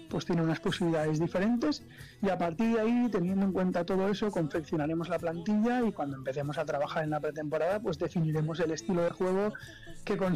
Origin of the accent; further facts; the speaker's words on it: Spain; le podría decir que tengo 41 años, que, que soy español